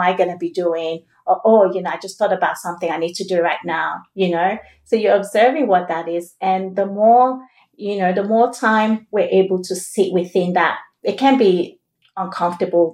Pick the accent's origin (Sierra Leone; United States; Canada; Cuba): Sierra Leone; now in Australia; we're both from Sierra Leone. Yeah. And, you know, back when I was in Sierra Leone